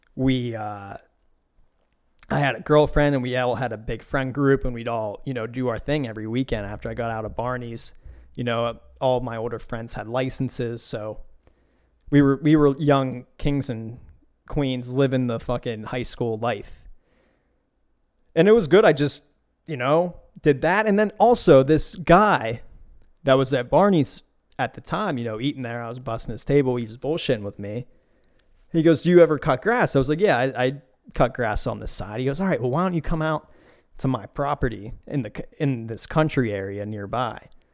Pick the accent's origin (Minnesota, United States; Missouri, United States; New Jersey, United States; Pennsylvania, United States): Pennsylvania, United States; Beaver County; where I grew up in Beaver County